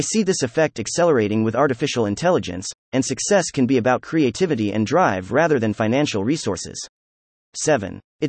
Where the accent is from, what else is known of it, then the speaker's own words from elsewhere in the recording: Berlin, Germany; now in Athens, Greece; I grew up in Berlin, Germany, with an indoor water park just 5 minutes from my house.